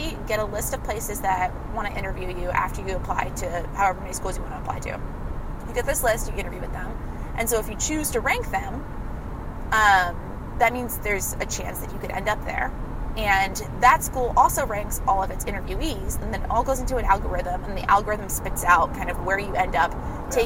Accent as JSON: {"language": "English", "country": "United States", "tie": "born or raised there", "also_born_or_lived": "Washington, D.C. / Chicago", "moved": "as an adult", "said": "growing up near Philly or New York"}